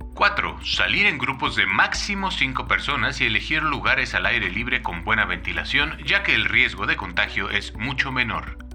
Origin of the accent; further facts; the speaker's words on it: Mexico; Como mexicano, fumador, con un historial familiar de cáncer por fumar